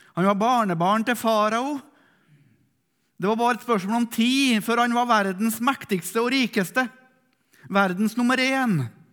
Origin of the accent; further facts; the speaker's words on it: Melhus, Trøndelag, Norway; er fra Melhus i Sør-Trøndelag